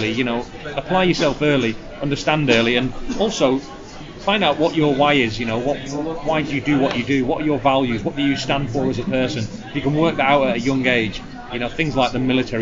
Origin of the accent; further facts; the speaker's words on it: Blackpool, North West England, United Kingdom; my journey growing up in Blackpool to where I am today